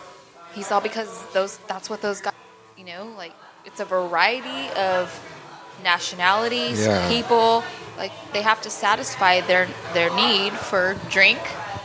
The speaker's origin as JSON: {"language": "English", "town": "Paso Robles", "region": "California", "country": "United States", "moved": "yes", "lives_now": "San Jose, United States", "said": "I'm from Paso Robles"}